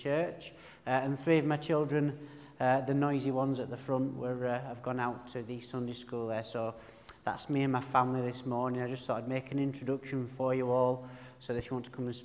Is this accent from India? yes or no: no; Burnley, North West England, United Kingdom; accent: broad, rich northern; my broad, rich northern accent, that I'm from the Pennines. I'm from a place called Burnley